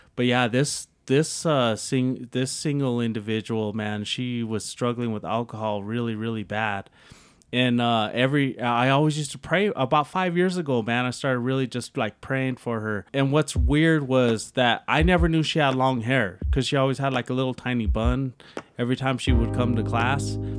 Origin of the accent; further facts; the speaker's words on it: Denver, Colorado, United States; moved away as an adult; also born or lived in Brighton, Colorado; I ended up moving to Brighton, Colorado when I was from South Denver